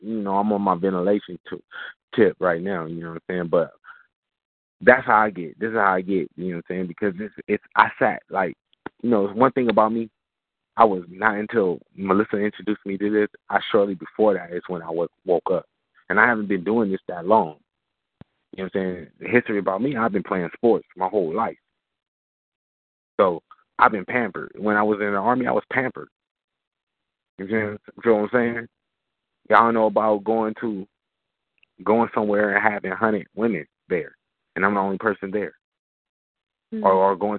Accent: Jamaica; Well, I'm Jamaican. I'm from the island.

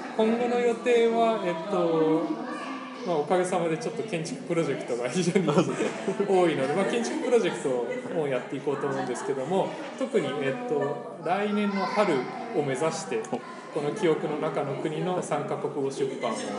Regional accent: Mexico; also born or lived in Japan / United States; 僕はメキシコ生まれでメキシコ人と日本人のハーフです

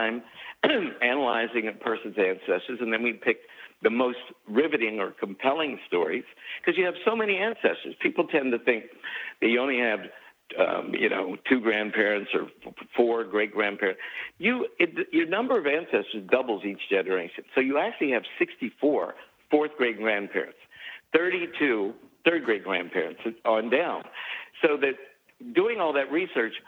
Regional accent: Piedmont, West Virginia, United States; I grew up halfway between Pittsburgh and Washington and Piedmont, West Virginia, which is on the Potomac and the Allegheny Mountains.

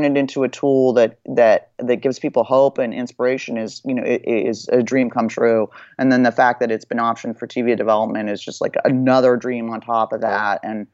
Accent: Beverly Hills, California, United States; growing up in Beverly Hills

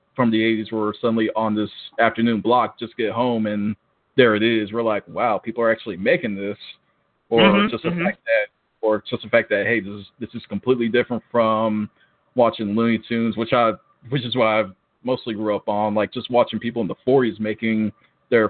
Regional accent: Augusta, Georgia, United States; moved away as an adult; now in Atlanta, United States; I'm originally from Augusta, Georgia

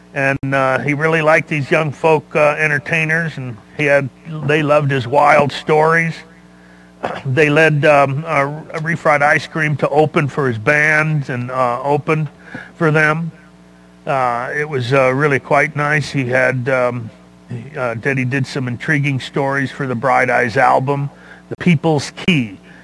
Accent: Los Angeles, California, United States; because we're from the same era. I was from Los Angeles

